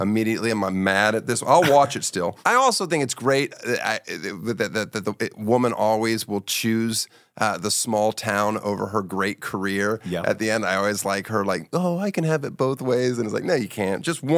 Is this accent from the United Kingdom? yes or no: no; Germany; born there; I was born in Germany because